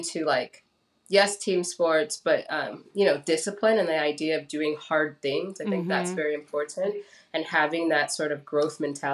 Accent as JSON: {"language": "English", "town": "Los Angeles", "region": "California", "country": "United States", "tie": "born or raised there", "also_born_or_lived": "Gardena, California / Lancaster, California / Santa Monica, California", "said": "I grew up in Los Angeles"}